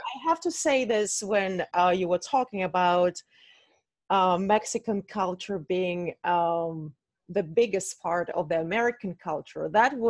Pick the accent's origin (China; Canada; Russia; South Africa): Russia; moved away; I told you I'm from Russia